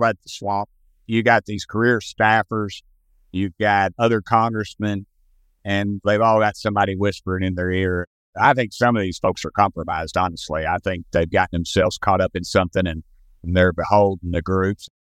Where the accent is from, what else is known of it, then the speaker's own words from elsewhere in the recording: Tennessee, United States; I'm from Tennessee